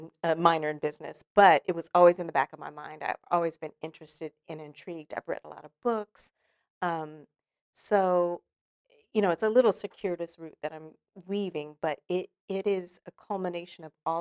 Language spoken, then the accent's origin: English; California, United States; now in Los Angeles, United States; So when I moved here to Los Angeles from Northern California, started my career as a young actress